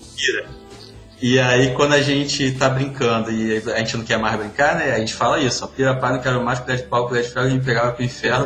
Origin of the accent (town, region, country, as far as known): Pará, Brazil; born or raised there; also born or lived in Baixada Fluminense, Rio de Janeiro